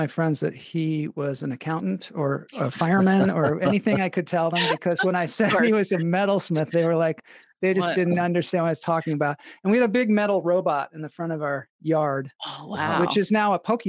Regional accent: Edmonds, Washington, United States; moved away; I grew up in Edmonds, Washington.

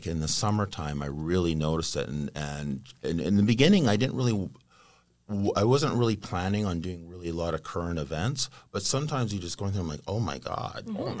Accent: Vancouver, British Columbia, Canada; I was born and raised in Vancouver.

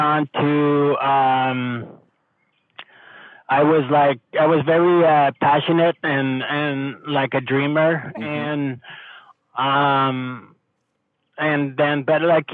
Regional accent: Montreal, Quebec, Canada; I grew up in Quebec in Montreal area in the suburb

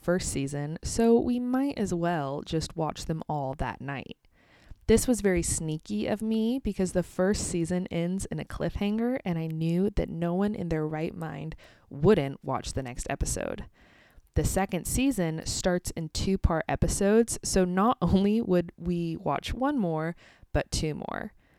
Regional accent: United States; also born or lived in Kansas

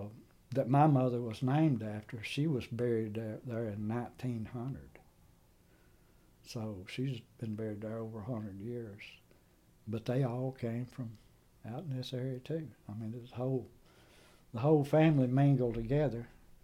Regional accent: Cullman County, Alabama, United States; also born or lived in Blair, Alabama; I grew up in Cullman County, but my family came out of Bankhead. My mother's people's buried at Pine Torch. My daddy's people's buried at Cave Springs.

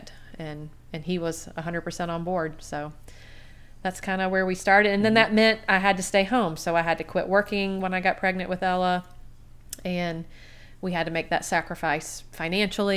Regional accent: Garden City, Georgia, United States; also born or lived in South Carolina / Tennessee; I grew up in Garden City, big old Garden City, Georgia.

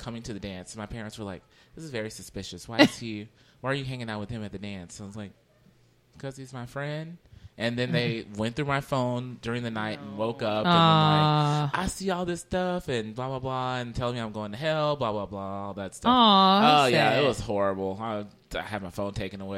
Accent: Louisiana, United States; moved away; I'm originally from Louisiana

